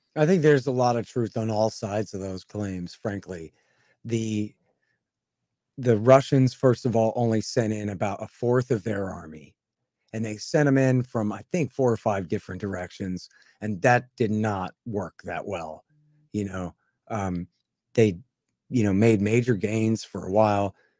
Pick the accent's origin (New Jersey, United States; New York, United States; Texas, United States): Texas, United States; I'm a Texan